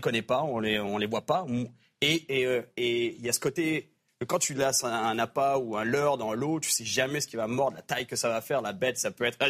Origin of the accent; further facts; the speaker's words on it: France; moved away; En grandissant en France, ça m'a pris des années. Je pêchais le brochet dans les lacs des Alpes